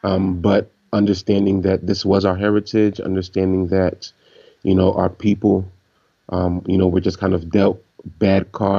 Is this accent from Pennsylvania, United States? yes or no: yes; Philadelphia, Pennsylvania, United States; moved away as an adult; now in Haiti; growing up in Philadelphia, I grew up in a Haitian community, and we were always, you know, trying, you know, to hold on to our Haitianness.